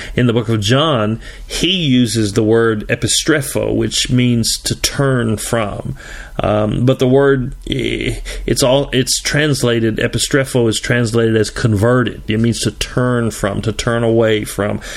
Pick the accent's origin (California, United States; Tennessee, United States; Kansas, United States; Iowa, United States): Tennessee, United States; I'm from Tennessee.